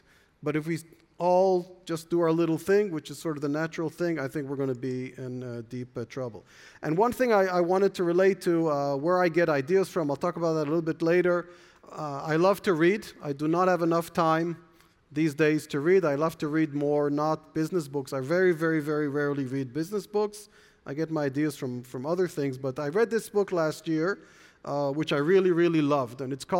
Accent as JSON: {"language": "English", "town": "Jerusalem", "region": "Jerusalem District", "country": "Israel", "tie": "born there", "said": "I was born in Jerusalem. My parents were born in Berlin."}